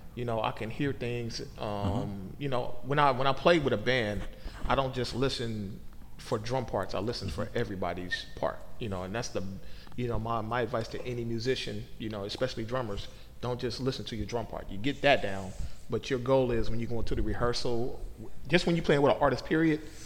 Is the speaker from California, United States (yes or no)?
yes; Oakland, California, United States; moved away as an adult; now in Portland, United States; I moved from Oakland, California to Portland mm-hmm. in the summer of 2004